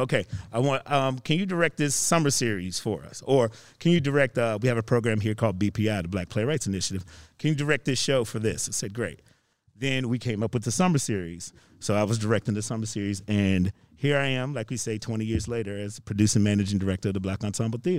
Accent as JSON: {"language": "English", "region": "Virginia", "country": "United States", "moved": "as an adult", "lives_now": "Chicago, United States", "said": "I'm originally from Virginia"}